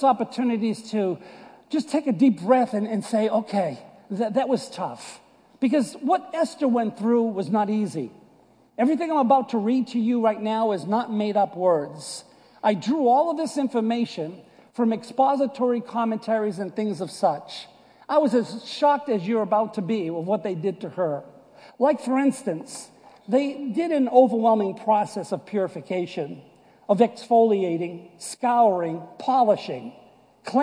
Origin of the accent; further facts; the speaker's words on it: United States; moved away; also born or lived in Boston / New York; I was born and raised in Boston and New York area. You can clearly see that this is not deep South accent.